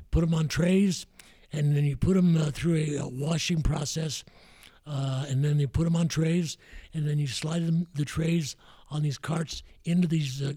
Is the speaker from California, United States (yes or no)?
yes; San Jose, California, United States; I grew up really in Willow Glen, San Jose.